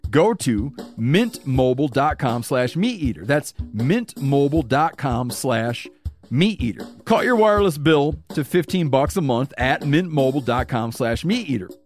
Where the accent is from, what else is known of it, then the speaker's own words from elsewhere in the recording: Michigan, United States; now in Montana, United States; I grew up in Michigan